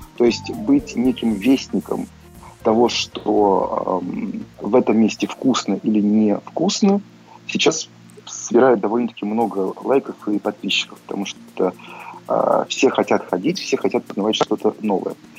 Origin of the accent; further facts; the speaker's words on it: Saint Petersburg, Russia; moved away; тот же самый Питер, хоть это и мой родной город